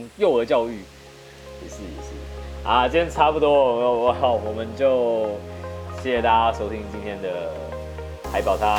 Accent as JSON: {"language": "Chinese", "region": "Taipei", "country": "Taiwan", "tie": "born or raised there", "also_born_or_lived": "Tamsui, New Taipei", "said": "因为我小五的时候我从内湖搬家搬到淡水，然后但是我我户籍没有迁，也就是说我我小五开始，我每一天都要从淡水通勤到内湖去去上学。"}